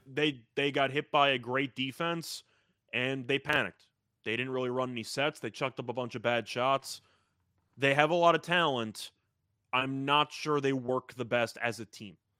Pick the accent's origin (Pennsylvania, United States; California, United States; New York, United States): New York, United States; speaking as a New Yorker